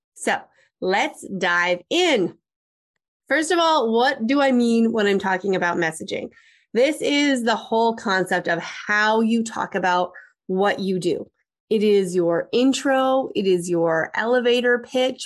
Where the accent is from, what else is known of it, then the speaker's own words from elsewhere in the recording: Canada; I'm Canadian